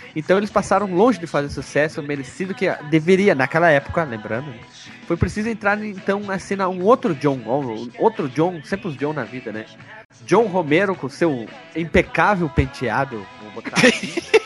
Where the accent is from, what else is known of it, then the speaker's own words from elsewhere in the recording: Brazil; A gente é brasileira, colono grosso